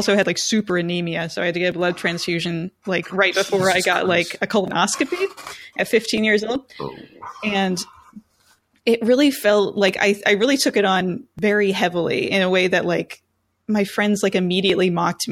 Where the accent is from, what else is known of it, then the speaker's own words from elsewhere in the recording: Richlands, United States; also born or lived in Pennsylvania; we moved away from Richlands and we lived in PA for a few years